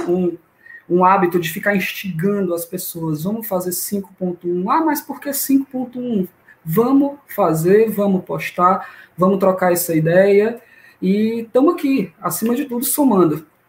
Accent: Fortaleza, Ceará, Brazil; sou daqui mesmo, de Fortaleza, Ceará, terrinha de muito calor até a noite.

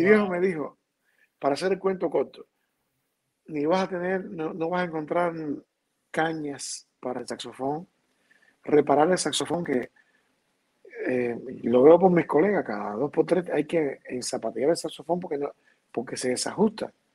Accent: Havana, Cuba; moved away as an adult; also born or lived in Valencia, Spain; me crié, me crié en La Habana realmente.

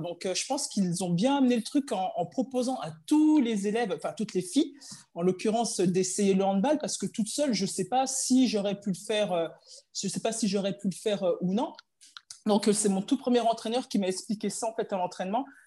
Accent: Chenôve, Bourgogne-Franche-Comté, France; je suis originaire de Chenauve, donc euh, quartier populaire de Dijon

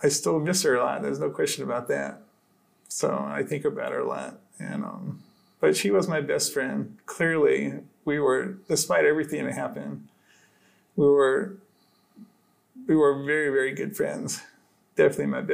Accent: Arizona, United States; I grew up in Arizona

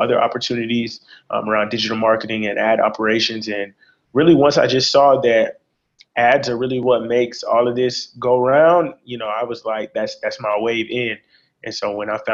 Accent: Conyers, Georgia, United States; born and raised in the suburbs of Atlanta. I'm from Conyers, Georgia

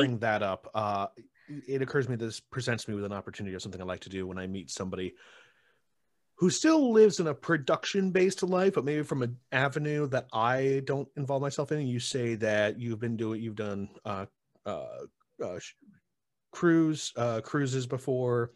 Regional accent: Utica, New York, United States; I grew up in, uh, Utica

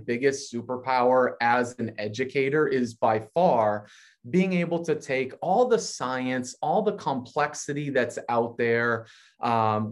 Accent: Massachusetts, United States; I'm from Massachusetts.

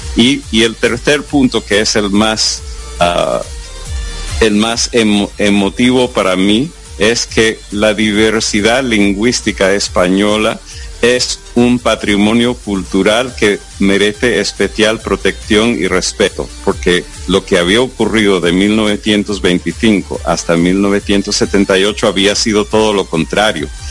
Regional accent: United States; first language English; Spanish is a second language; pues también nací en los Estados Unidos, entonces soy estadounidense

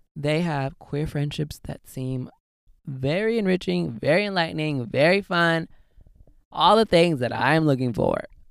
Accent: Southern California, United States; I am born and raised in Southern California

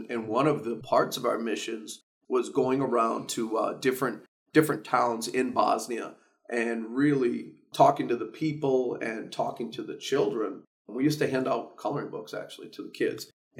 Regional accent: Scranton, Pennsylvania, United States; I was a student at West Scranton High School. I'm a second-generation invader. My mom and my father both graduated from West Scranton High Schools, as did my three sisters. So my entire family went to West Scranton High School.

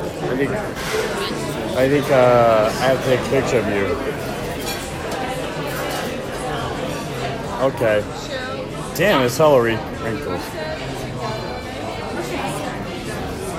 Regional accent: San Mateo, California, United States; I was raised in San Mateo

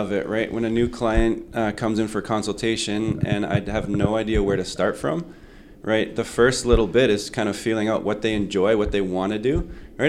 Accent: Winnipeg, Manitoba, Canada; I grew up here in Winnipeg

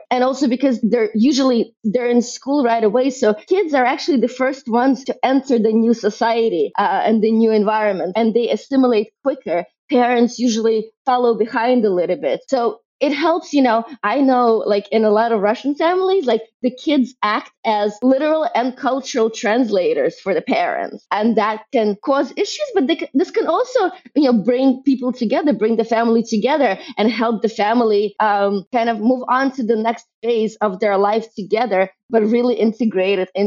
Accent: Brooklyn, New York, United States; identify as a, as a New Yorker, as a, as a someone from Brooklyn.

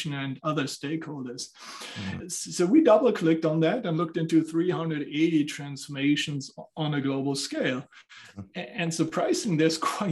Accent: Southern Germany, Germany; now in Frankfurt, Germany; I'm coming from Germany. So I grew up in the southern part of Germany. Now I'm based out of Frankfurt.

